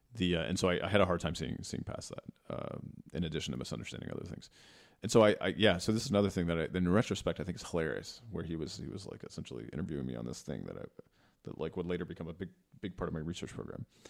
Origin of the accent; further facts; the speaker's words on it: Texas, United States; moved away; I grew up in Texas